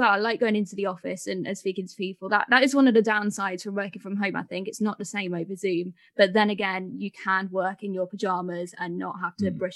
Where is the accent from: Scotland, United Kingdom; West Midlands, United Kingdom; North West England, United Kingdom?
West Midlands, United Kingdom; Birmingham; I'm from Birmingham. I've been a journalist for a few years now um, after doing the whole uni thing. So I studied in Birmingham as well.